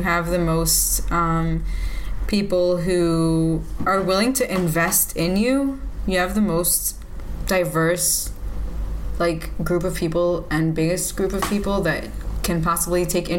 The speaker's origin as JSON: {"language": "English", "country": "United States", "tie": "born or raised there", "moved": "yes", "lives_now": "Israel", "said": "when I first made Aliyah, so growing up in the States"}